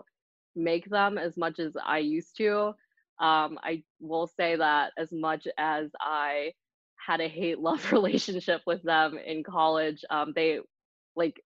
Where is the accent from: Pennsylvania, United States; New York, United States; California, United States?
Pennsylvania, United States; Hummelstown; also born or lived in Vietnam (parents); now in Lancaster, United States; I grew up just right outside of Hershey in Hummelstown, PA.